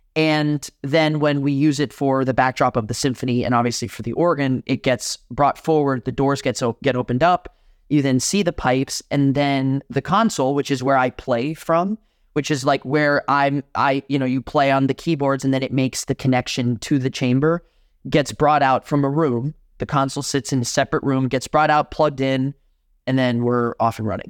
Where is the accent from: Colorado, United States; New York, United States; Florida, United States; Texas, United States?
Florida, United States; Miami; born or raised there; moved away as an adult; now in Madison, United States